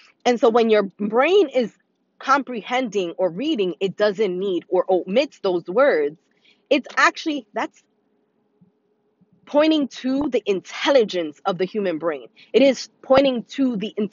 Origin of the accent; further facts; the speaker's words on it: New York City, New York, United States; born and raised in the Bronx